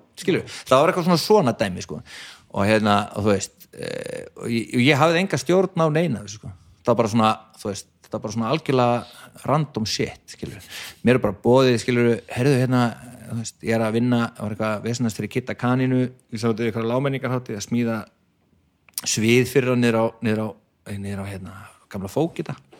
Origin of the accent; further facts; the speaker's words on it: Garðabær, Capital Region, Iceland; kem bara úr FG, úr Garðabænum